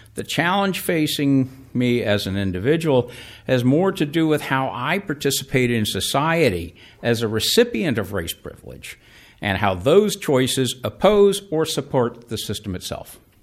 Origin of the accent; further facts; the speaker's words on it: Atlanta, Georgia, United States; growing up in Atlanta